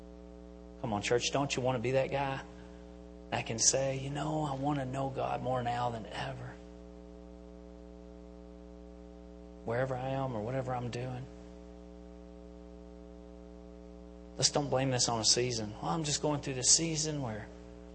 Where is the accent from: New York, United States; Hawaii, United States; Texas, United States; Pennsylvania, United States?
Pennsylvania, United States; Enola; I'm from Enola